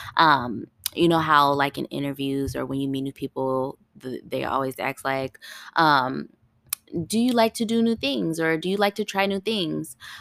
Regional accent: Ohio, United States; moved away as an adult; also born or lived in California; now in Tennessee, United States; That was my first time living outside of my home state. I lit, I, I was, I'm born in Ohio

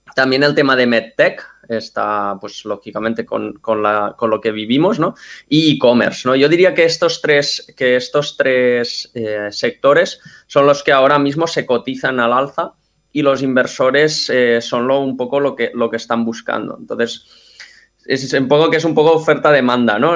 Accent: Mataró, Catalonia, Spain; yo soy de Mataró, estudié aquí y estudié en la universidad.

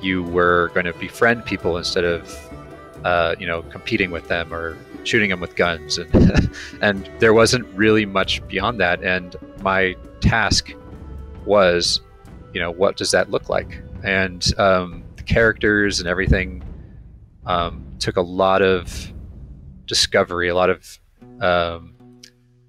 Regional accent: Ojai, California, United States; now in Los Angeles, United States; I grew up in Ojai, which is a small town a couple hours north

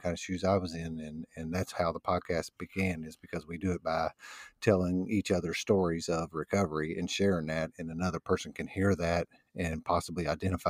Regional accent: New Albany, Indiana, United States; I was born in New Albany, Indiana, which is basically a suburb of Louisville, Kentucky

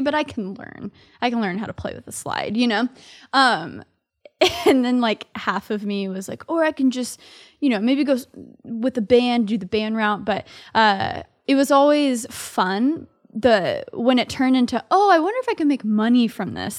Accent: Dallas, Texas, United States; moved away as an adult; now in New York City, United States; I grew up in Dallas, Texas, so I'm a Southerner living here in New York City.

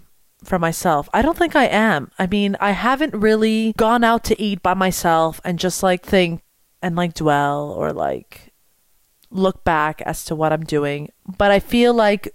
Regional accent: Montreal, Quebec, Canada; I'm from Montreal

